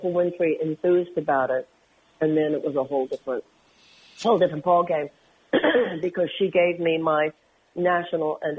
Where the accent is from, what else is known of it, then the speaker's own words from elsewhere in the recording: Houston, Texas, United States; Well, first of all, I come from Houston, which was interesting to me.